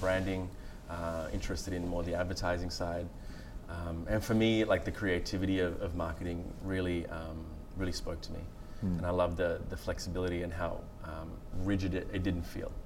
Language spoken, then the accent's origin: English; far north Queensland, Australia; born or raised there; also born or lived in Galle, Sri Lanka